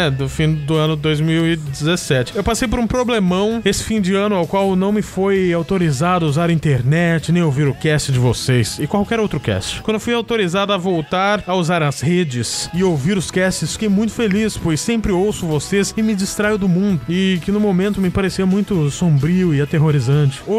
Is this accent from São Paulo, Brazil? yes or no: yes; Matão, São Paulo, Brazil; É, nós somos de Matão? né? Mas tudo bem.